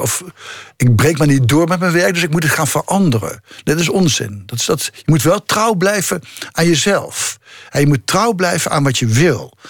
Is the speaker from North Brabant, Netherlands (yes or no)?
no; the region of the Gelderlander newspaper, Netherlands; moved away; de krant in mijn geboortestreek, de Gelderlander.